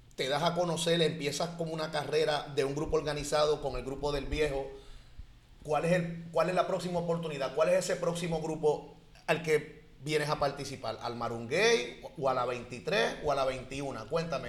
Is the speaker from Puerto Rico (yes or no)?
yes; San Juan, Puerto Rico; soy plenero y soy de Santurce